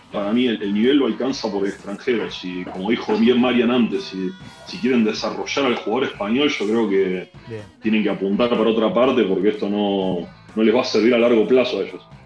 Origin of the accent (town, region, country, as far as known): Argentina; moved away as an adult; also born or lived in Basque Country, Spain; now in Spain